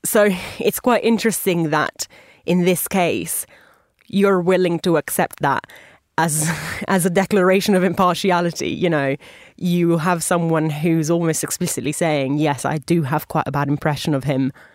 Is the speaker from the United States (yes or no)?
no; Italy; my home country of Italy